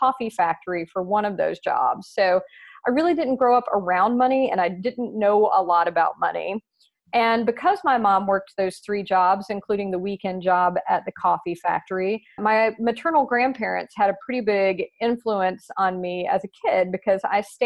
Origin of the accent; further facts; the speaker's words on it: the South, United States; accent: Southern; now in Nashville, United States; my Southern accent